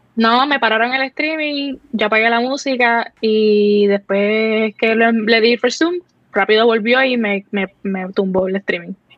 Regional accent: Cidra, Puerto Rico; soy de Puerto Rico, soy boricua

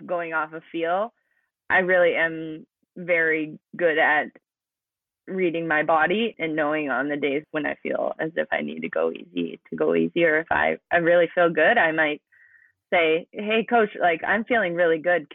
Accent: near Spearfish, South Dakota, United States; also born or lived in Arizona; that's only an hour away from my hometown. So growing up, we would do local triathlons

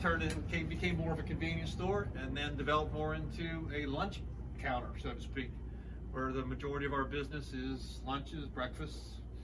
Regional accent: Bethany, United States; moved away as an adult; it was different growing up in Bethany with your name on the front of the store.

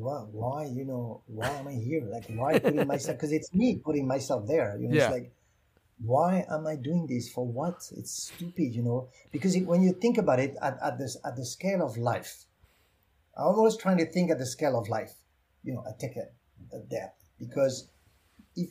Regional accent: France; accent: French; English is a second language; moved away; I'm French

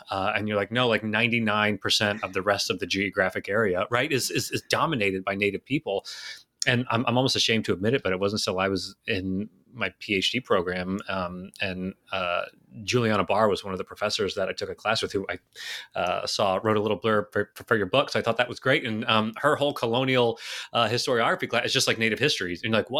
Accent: Texas, United States; now in Florida, United States; I was born and raised in Texas.

